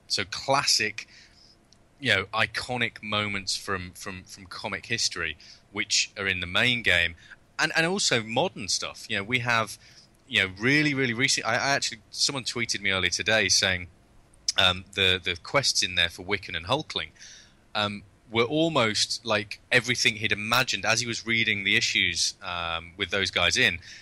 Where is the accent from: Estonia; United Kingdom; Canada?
United Kingdom; being British